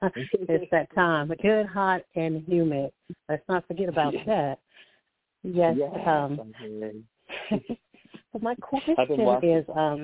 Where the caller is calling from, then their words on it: Alabama, United States; I'm calling from Alabama.